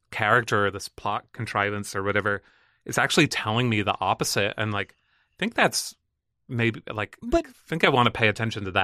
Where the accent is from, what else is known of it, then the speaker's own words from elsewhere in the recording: Northern Ireland, United Kingdom; accent: Northern Irish; and like my accent is different i don't sound super northern irish anymore